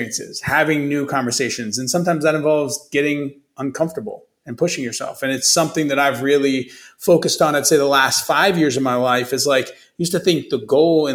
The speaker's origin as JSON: {"language": "English", "town": "Youngstown", "region": "Ohio", "country": "United States", "tie": "born or raised there", "also_born_or_lived": "Chicago", "moved": "as an adult", "said": "I grew up in the Midwest, grew up in Youngstown, Ohio, went to Ohio State"}